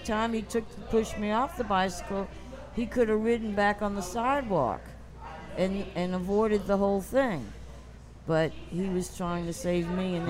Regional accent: New Orleans, Louisiana, United States; also born or lived in St. Augustine, Florida; I'm born and raised here.

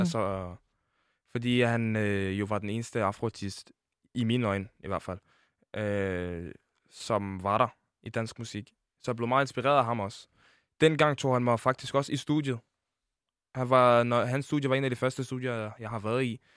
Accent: Denmark; Jeg er født i Danmark

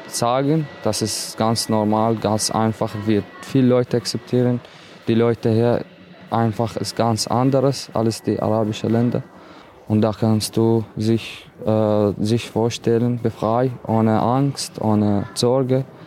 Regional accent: Iraq; German is a second language; now in Austria; Ich habe viel Schwierigkeit in meiner Heimat erlebt, mit meiner Familie, also in Irak

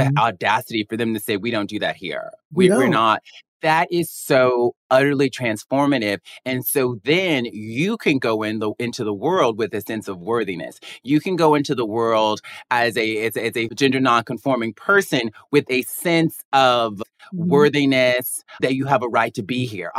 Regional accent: Mobile, Alabama, United States; my hometown of Mobile, Alabama

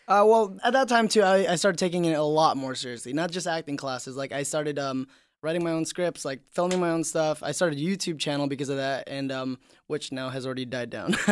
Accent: Indonesia; moved away; I grew up in Indonesia

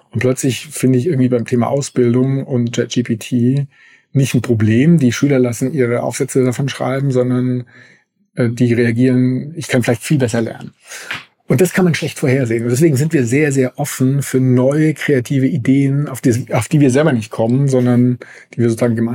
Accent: Germany; dass wir als, als Deutsche da so langsam das also verstanden haben

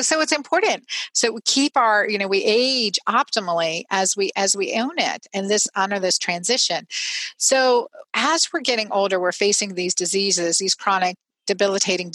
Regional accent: Pennsylvania, United States; now in Georgia, United States; I grew up in Pennsylvania

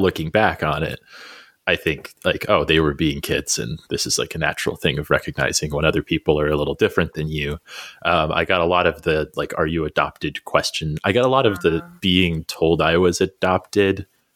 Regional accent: Albuquerque, New Mexico, United States; moved away; I grew up in the South Valley of Albuquerque

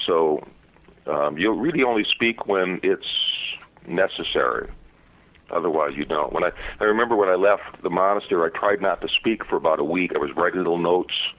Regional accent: Chicago, Illinois, United States; I grew up in Chicago in a kind of tough neighborhood

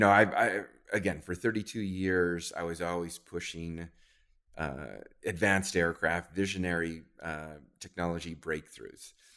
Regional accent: New Zealand; moved away; I grew up in New Zealand

